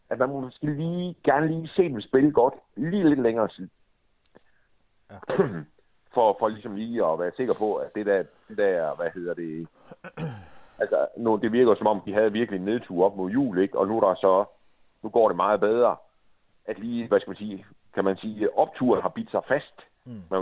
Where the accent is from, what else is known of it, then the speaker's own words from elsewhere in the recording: Jutland, Denmark; Men vi er jo også jyder.